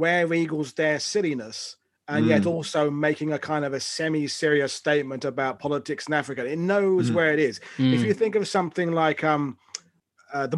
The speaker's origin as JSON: {"language": "English", "town": "Colchester", "region": "East of England", "country": "United Kingdom", "said": "I'm from Colchester"}